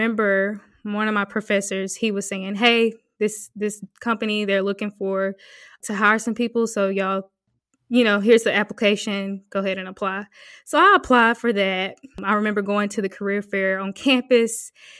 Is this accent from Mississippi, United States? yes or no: yes; South Mississippi, United States; moved away; also born or lived in Hattiesburg, Mississippi; I'm from South Mississippi